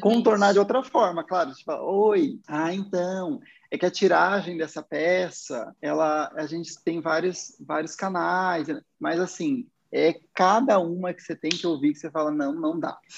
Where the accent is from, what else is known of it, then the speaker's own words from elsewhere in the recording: Cuiabá, Mato Grosso, Brazil; moved away as an adult; now in Curitiba, Brazil; eu nasci lá no Mato Grosso, né? Eu sou de Cuiabá e eu comecei a trabalhar na vida com shopping lá